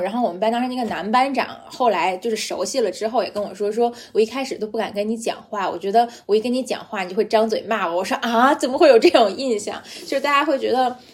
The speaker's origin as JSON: {"language": "Chinese", "region": "Beijing", "country": "China", "accent": "Beijing accent (京腔), light", "moved": "yes", "said": "因为我是个北京人"}